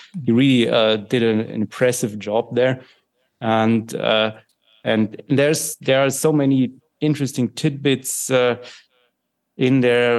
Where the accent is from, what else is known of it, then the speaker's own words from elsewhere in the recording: Germany; English is a second language; And since I grew up in Germany, you know, very much in the in this milieu, you know, that was shaped and shaping these things, I'm very interested in that kind of thing.